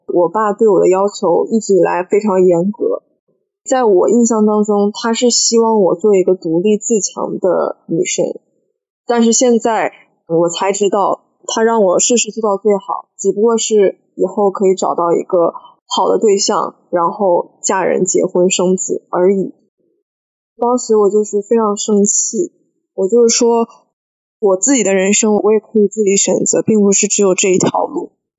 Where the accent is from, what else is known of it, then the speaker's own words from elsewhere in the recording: Harbin, Heilongjiang, China; now in Hangzhou, China; 我是哈尔滨人，目前在杭州工作